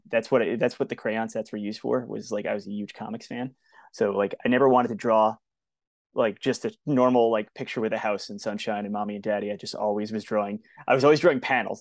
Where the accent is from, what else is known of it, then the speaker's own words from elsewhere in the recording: Long Island, New York, United States; where I grew up on Long Island